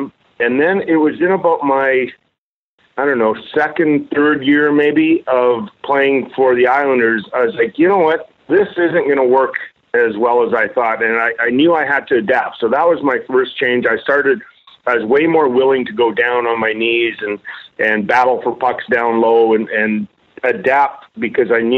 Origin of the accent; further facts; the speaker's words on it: Edmonton, Alberta, Canada; when I was a kid growing up in Edmonton